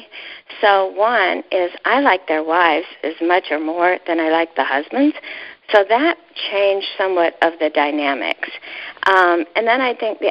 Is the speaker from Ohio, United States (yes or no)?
yes; Ohio, United States; I was brought up in Ohio